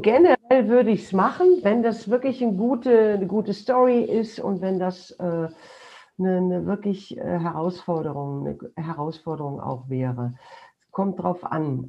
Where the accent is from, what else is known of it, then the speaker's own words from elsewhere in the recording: Duisburg, North Rhine-Westphalia, Germany; in Duisburg gespielt, meiner Heimatstadt